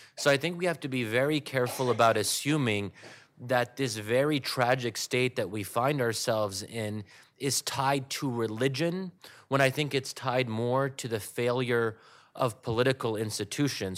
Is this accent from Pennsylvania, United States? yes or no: yes; Pennsylvania, United States; my community was in Pennsylvania